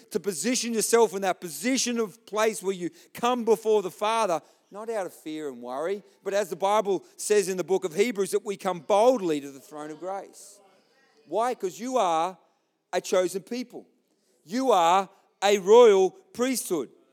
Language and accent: English; Australia; I'm an Aussie.